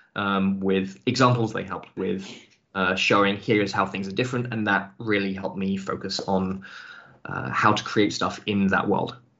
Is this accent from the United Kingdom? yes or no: yes; England, United Kingdom; moved away as an adult; also born or lived in Scotland; now in Germany; I lived uh, for. Uh, about 20 years of my life in England